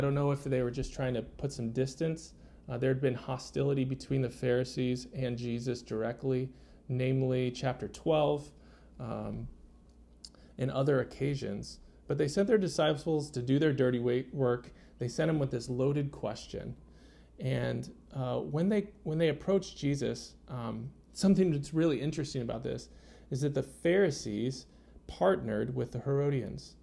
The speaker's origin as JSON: {"language": "English", "country": "United States", "tie": "born or raised there", "moved": "yes", "said": "I grew up in America"}